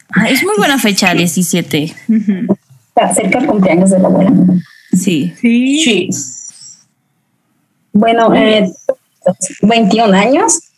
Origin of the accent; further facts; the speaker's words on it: Guadalajara, Jalisco, Mexico; tengo 23 años, soy mercadóloga, soy de Guadalajara